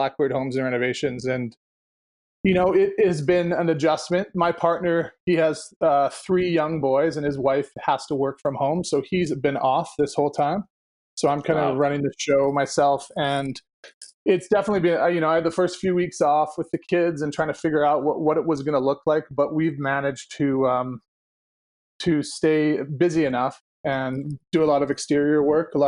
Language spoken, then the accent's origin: English; Vancouver, British Columbia, Canada; also born or lived in Richmond, British Columbia; I grew up in Vancouver, like Dunbar area, until I was 12 years old.